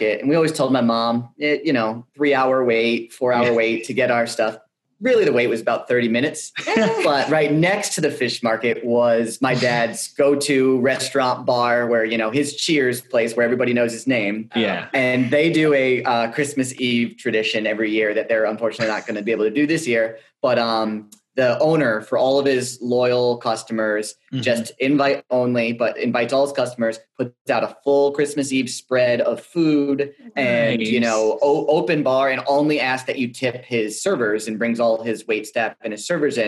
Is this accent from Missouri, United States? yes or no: no; Connecticut, United States; now in Arizona, United States; I grew up in Connecticut